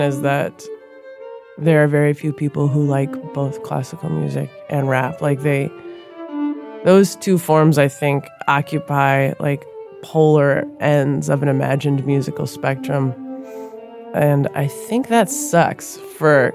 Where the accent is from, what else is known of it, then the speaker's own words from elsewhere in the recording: Minneapolis, Minnesota, United States; I grew up in South Minneapolis